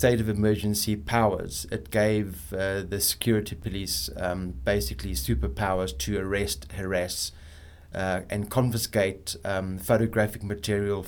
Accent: South Africa; as a South African

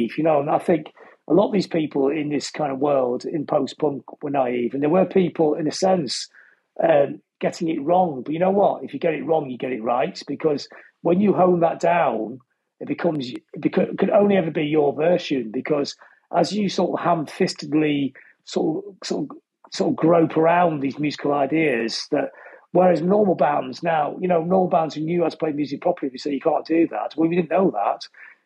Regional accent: Blackpool, North West England, United Kingdom; growing up in Blackpool

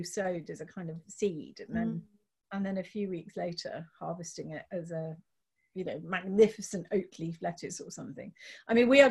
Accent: London, United Kingdom; moved away as an adult; now in Hastings, United Kingdom; I grew up in South London

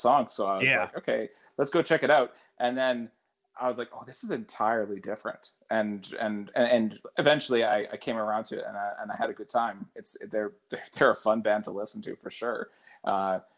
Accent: Canada; I'm Canadian

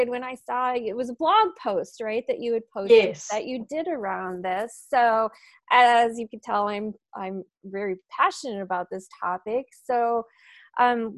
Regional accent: United States; us Americans

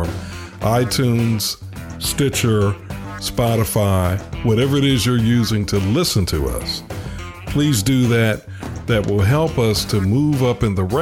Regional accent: Chicago, Illinois, United States; moved away; Ken and I grew up together in Chicago

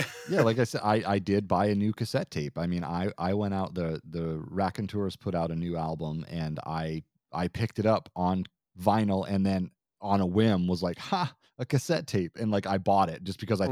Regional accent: Vermont, United States; moved away; I'm originally from Vermont

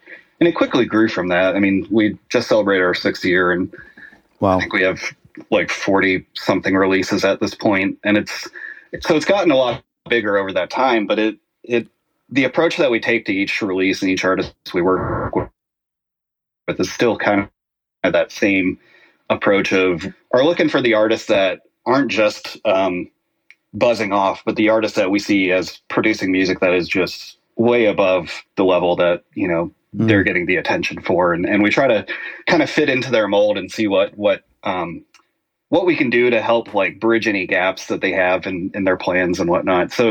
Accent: the South, United States; Growing up in the South, grew up in a very religious household

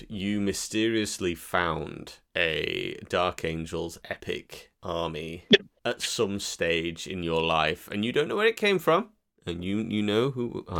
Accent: Wales, United Kingdom; But I am Welsh, so I'm allowed to.

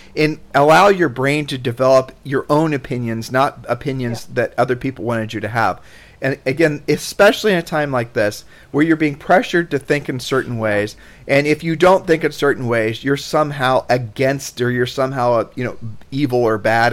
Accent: Columbus, Ohio, United States; moved away as an adult; now in Puerto Rico; growing up in Columbus as a poor kid

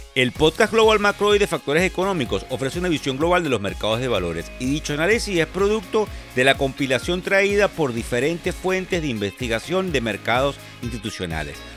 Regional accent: Venezuela; moved away; soy venezolano, porque tengo familia en Venezuela, porque tengo amigos, porque son mis raíces, son el lugar de donde vengo

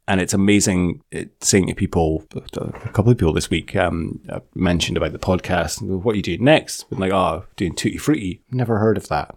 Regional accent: Scotland, United Kingdom; we're Scottish

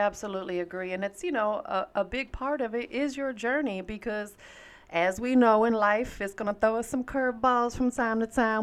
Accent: Tampa, Florida, United States; now in Atlanta, United States; I'm from Tampa, Florida. That's why everybody called me Tampa, but I'm out here in the A now

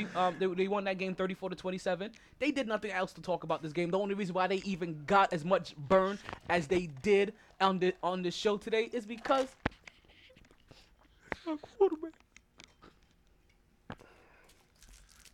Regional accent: New York, United States; I'm from New York

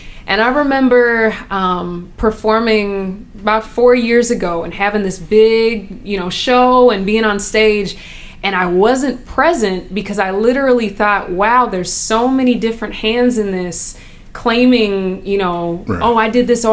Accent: Chicago, Illinois, United States; now in Minnesota, United States; I'm born, you know, I'm from Chicago.

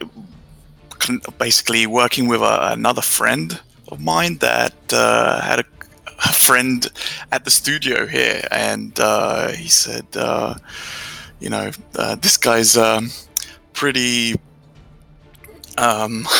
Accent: England, United Kingdom; moved away as an adult; also born or lived in Romania; I'm Romanian, yeah. I moved to England when I was 7. And lived there for 21 years

